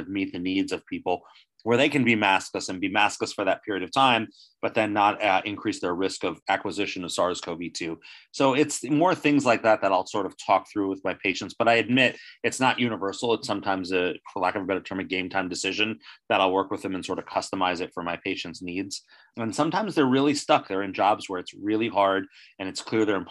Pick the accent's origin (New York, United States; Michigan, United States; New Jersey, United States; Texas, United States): New Jersey, United States; born or raised there